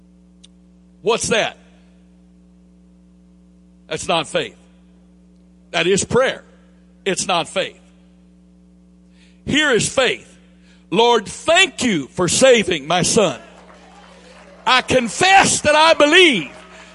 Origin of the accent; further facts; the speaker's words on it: the South, United States; accent: southern drawl; this southern drawl I have